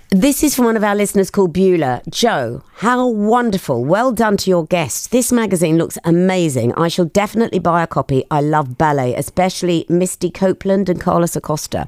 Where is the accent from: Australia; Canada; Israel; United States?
Australia; now in United Kingdom; I grew up in Australia